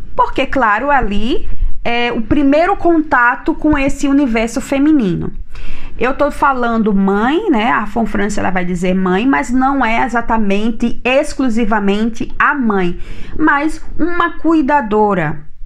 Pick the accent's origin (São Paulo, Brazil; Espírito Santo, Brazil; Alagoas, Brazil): Alagoas, Brazil; Maceió; Eu venho da cidade de Maceió